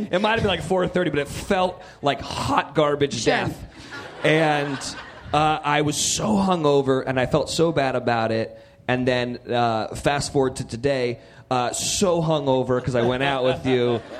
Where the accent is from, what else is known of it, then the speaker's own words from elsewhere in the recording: Central California, United States; I come from Central California.